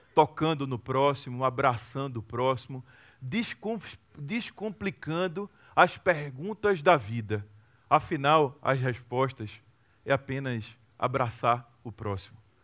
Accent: Recife, Pernambuco, Brazil; uma cidade chamada Recife, que é de onde eu venho e é de onde eu sempre vou voltar

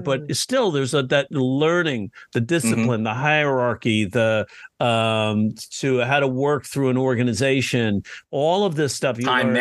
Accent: New York, United States; I'm from New York

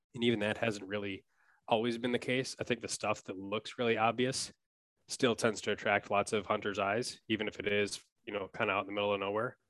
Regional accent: Wisconsin, United States; moved away as an adult; now in Minneapolis, United States; I grew up in Wisconsin

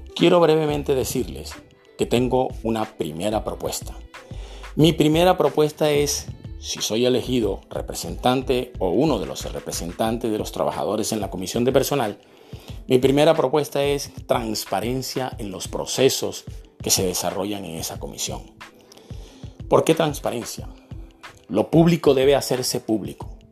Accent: Barranquilla, Atlántico, Colombia; also born or lived in Santa Marta; Nací en la ciudad de Santa Marta en el año de 1962. Desde muy pequeño vivo en la ciudad de Barranquilla

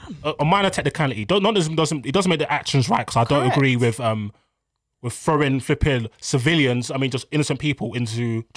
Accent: Jamaica; I'm Jamaican. I'm going to Jamaica in August.

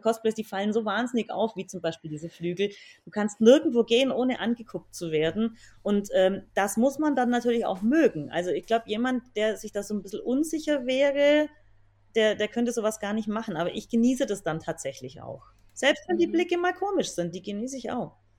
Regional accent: Swabian part, Bavaria, Germany; ich komme aus Bayern, wie man vermutlich auch hört, aus dem schwäbischen Teil

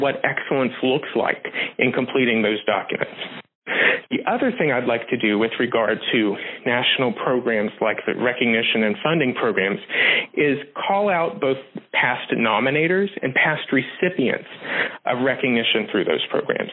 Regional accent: Southern West Virginia, United States; now in Pittsburgh, United States; I'm originally from Southern West Virginia

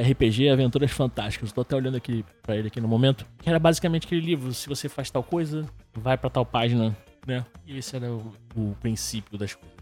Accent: Rio de Janeiro, Brazil; sou aqui do Rio de Janeiro, e nascido e criado na Água Santa

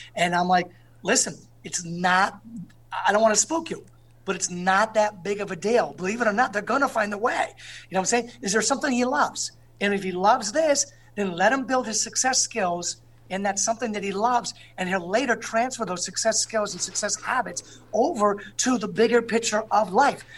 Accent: East Hartford, Connecticut, United States; the pizza I grew up with in East Hartford

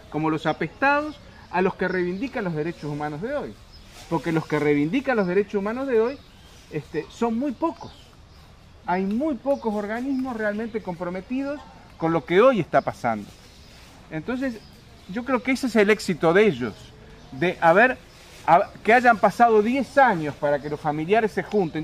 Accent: Uruguay; moved away; yo fui exiliado, soy uruguayo

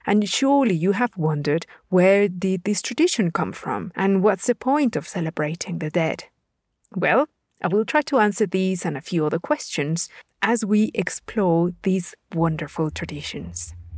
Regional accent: Puebla, Mexico; my home state of Puebla

